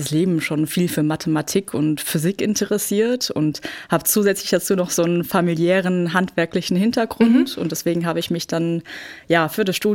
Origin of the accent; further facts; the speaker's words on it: Frankfurt, Hesse, Germany; Ja, genau. Ich bin gebürtige Frankfurterin.